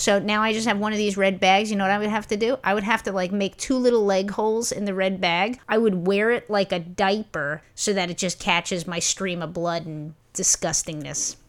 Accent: New York City, New York, United States; when I was a small kid and I was growing up in Brooklyn

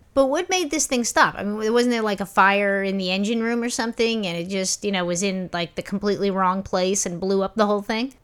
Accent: New York City, New York, United States; when I was a small kid and I was growing up in Brooklyn

